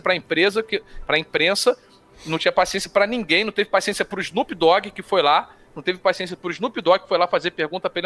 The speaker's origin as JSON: {"language": "Portuguese", "country": "Brazil", "said": "porque nós somos Brasil"}